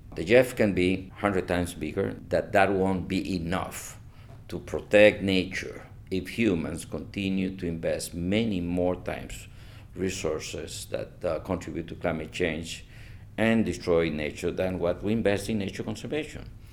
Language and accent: English; Costa Rica; Where are you from? And I said, Costa Rica.